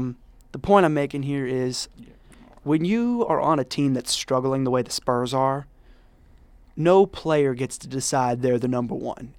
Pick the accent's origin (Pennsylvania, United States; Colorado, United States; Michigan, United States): Colorado, United States; Denver; I'm from Denver.